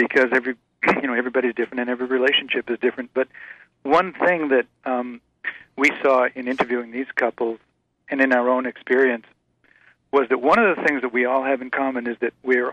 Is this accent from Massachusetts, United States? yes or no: yes; Massachusetts, United States; I was a Yankee from Massachusetts